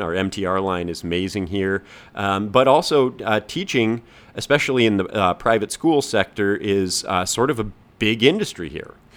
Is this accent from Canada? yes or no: yes; Canada; moved away as an adult; now in Hong Kong; we're both from Canada